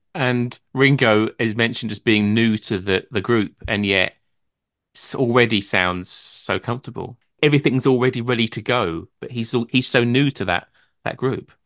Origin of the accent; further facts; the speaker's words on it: Brentwood, East of England, United Kingdom; I'm from Brentwood in Essex, which is not far from London.